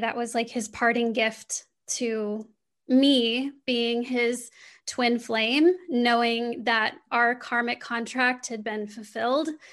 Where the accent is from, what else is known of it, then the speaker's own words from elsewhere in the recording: Midwestern United States, United States; I grew up in the Midwestern United States.